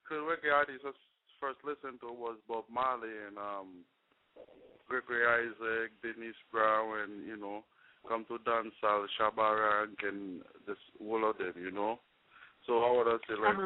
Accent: Haiti; now in United States; growing up, you know, as a little boy in Haiti.

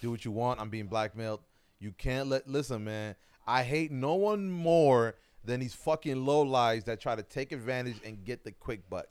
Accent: New York, United States; I'm from New York

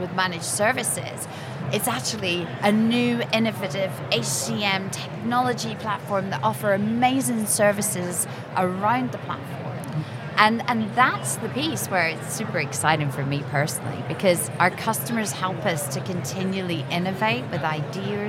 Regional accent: Scotland, United Kingdom; I'm Scottish

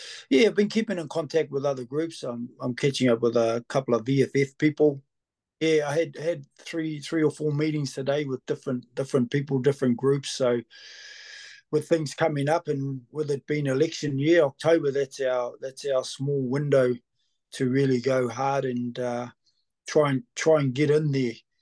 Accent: New Zealand; Born and bred here

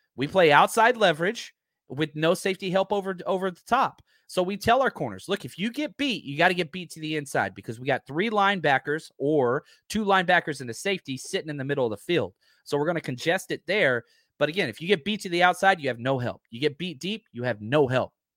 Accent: the South, United States; I am from the South

